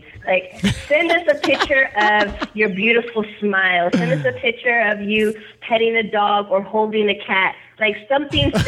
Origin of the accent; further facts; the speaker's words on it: Porterville, California, United States; now in Visalia, United States; I'm from, I was raised in Porterville, but I live in Visalia right now